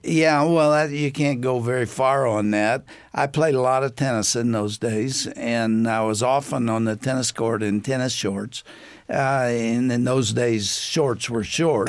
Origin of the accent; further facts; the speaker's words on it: East Texas, United States; I grew up in East Texas